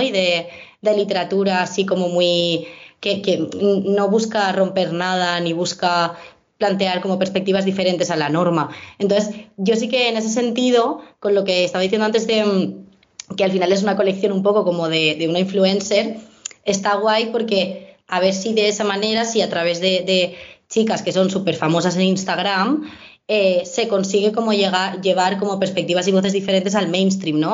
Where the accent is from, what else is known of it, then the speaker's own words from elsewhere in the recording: Valencia, Valencian Community, Spain; yo vengo de Valencia